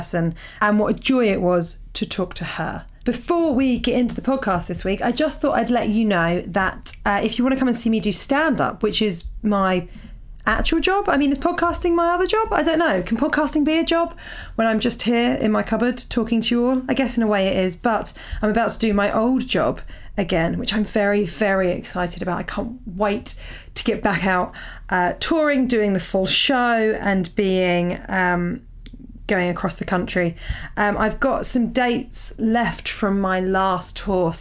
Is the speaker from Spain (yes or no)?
no; Portsmouth, South East England, United Kingdom; moved away; Portsmouth New Theatre Royal. This is my hometown gig